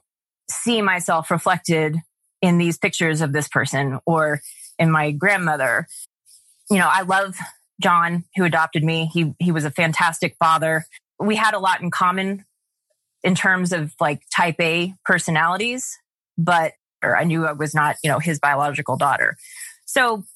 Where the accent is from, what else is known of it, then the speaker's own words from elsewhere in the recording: Atlanta, Georgia, United States; I was born in Atlanta in 1982